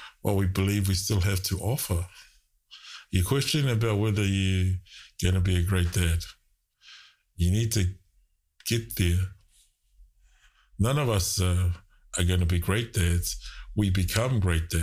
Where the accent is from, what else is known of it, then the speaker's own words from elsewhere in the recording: New Zealand; also born or lived in Tonga; I was born in Tonga, raised in New Zealand, grew up in New Zealand